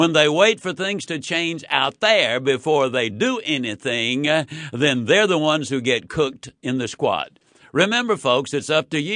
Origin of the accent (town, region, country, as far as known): Yazoo City, Mississippi, United States; born or raised there